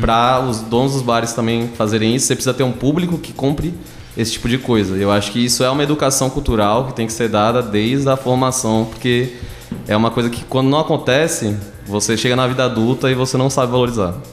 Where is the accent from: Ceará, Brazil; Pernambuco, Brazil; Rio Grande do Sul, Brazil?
Pernambuco, Brazil; Recife; moved away as an adult; now in Tatuí, Brazil; E eu sou de Recife. Eu vim aqui pra Tatuí pra fazer FATEC